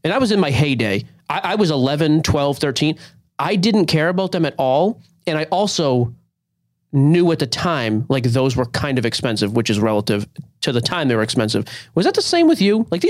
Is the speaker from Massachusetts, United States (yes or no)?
yes; Boston, Massachusetts, United States; born and raised in Boston, could not be geographically further in this country from Seattle.